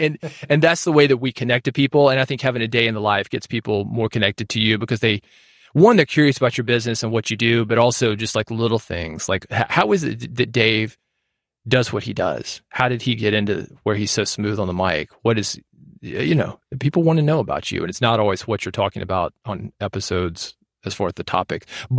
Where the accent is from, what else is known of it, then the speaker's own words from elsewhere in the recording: Nashville, Tennessee, United States; I'm from Nashville.